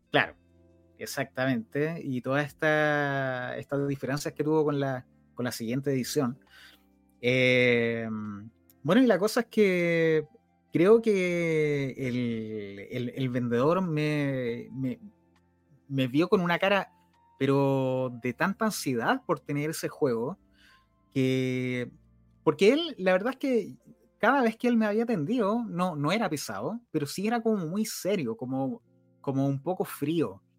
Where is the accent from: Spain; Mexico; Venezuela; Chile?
Chile; Rancagua, O'Higgins; yo soy de Rancagua